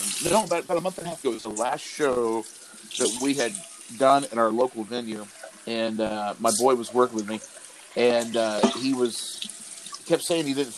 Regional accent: Corpus Christi, Texas, United States; I'm from Corpus

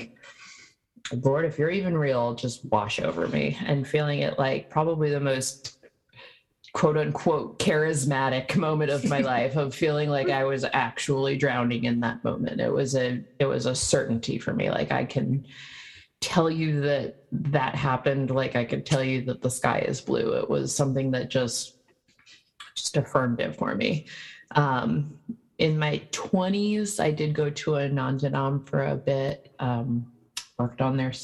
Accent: Tampa, Florida, United States; Tampa Bay, where I grew up

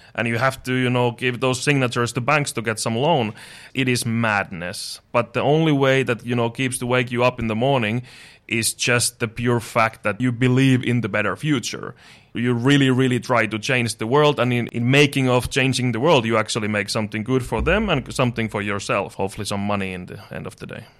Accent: Finland; moved away as an adult; now in Dubai, United Arab Emirates; I'm from Finland

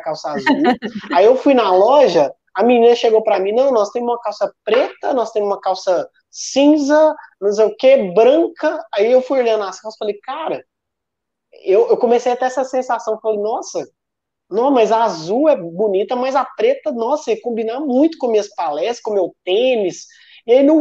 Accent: Sete Lagoas, Minas Gerais, Brazil; eu sou mineiro de Sete Lagoas, uma cidade de 200 mil pessoas

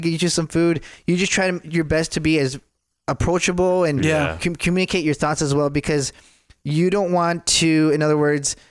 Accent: Michigan, United States; now in Texas, United States; I'm originally from Michigan

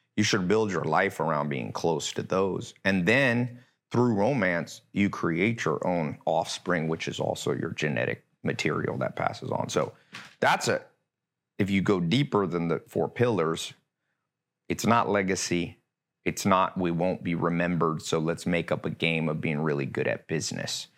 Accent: Long Beach, California, United States; also born or lived in North Carolina / Hollywood Hills, Los Angeles; now in Los Angeles, United States; I was born in Long Beach

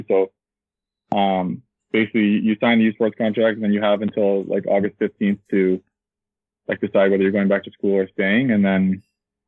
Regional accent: Kitchener, Ontario, Canada; I'm 22 from Kitchener, Ontario

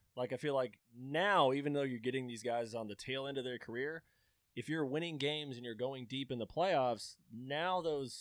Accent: Kansas area, United States; I grew up in the Kansas area

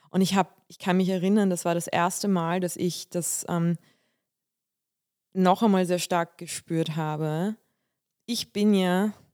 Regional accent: Bulgaria; now in Germany; also ich komme ja aus Bulgarien und wir, wir sind orthodox und wir feiern auch Weihnachten.

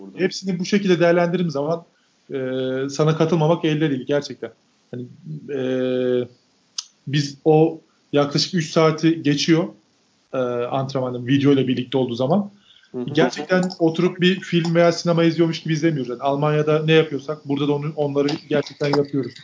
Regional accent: Turkey; moved away as an adult; now in Greece; bir Türk olarak

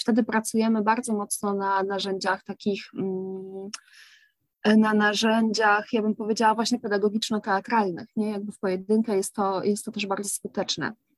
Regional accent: Kraków, Lesser Poland, Poland; u nas w Krakowie

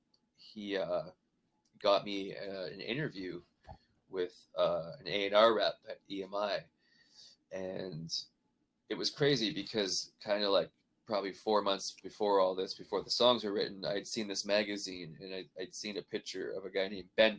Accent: Canada; now in Nashville, United States; growing up like that in Canada

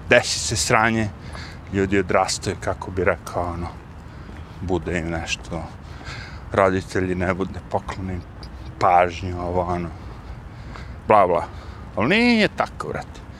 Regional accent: Serbia; now in United States; kod nas u Srbiji

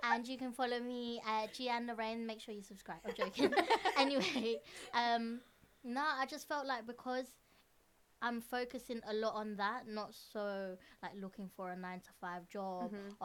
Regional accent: London, United Kingdom; us who were born and raised in London, East London.

